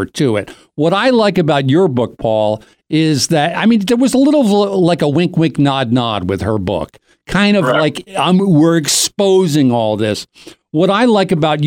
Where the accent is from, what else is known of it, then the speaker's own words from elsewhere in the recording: Doylestown, Pennsylvania, United States; for me, from Doylestown